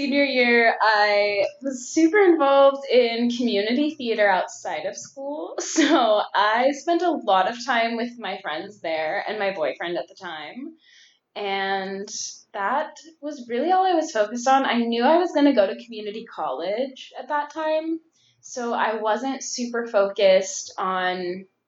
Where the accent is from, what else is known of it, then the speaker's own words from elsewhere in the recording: Northern California, United States; moved away as an adult; also born or lived in Carmichael, California / Roseville, California; now in Orange County, United States; I was born and raised in California. I was born in Carmichael, California, which is close to Sacramento. I lived in various places in Northern California